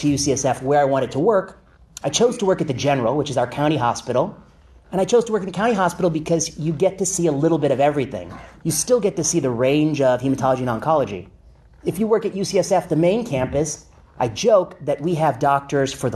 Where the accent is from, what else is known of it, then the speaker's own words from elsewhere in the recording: La Porte, Indiana, United States; moved away as an adult; also born or lived in Michigan; now in San Francisco, United States; I'm from the Midwest. People always say, where are you from? I say outside Chicago, but it's kind of a ways outside. LaPorte, Indiana